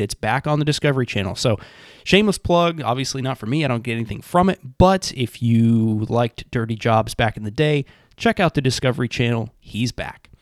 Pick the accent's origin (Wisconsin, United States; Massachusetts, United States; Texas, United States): Massachusetts, United States; This is my home state